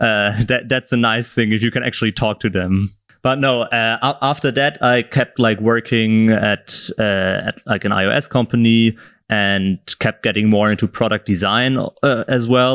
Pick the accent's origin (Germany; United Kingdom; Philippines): Germany; south of Germany; moved away as an adult; now in Berlin, Germany; I'm from, originally from the south of Germany